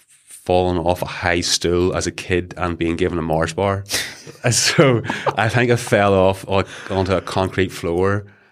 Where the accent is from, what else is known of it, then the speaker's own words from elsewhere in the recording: Leitrim, Northern Ireland, United Kingdom; So I was born and bred in a village called Leitrim. It's outside Castle Wellen, near Newcastle.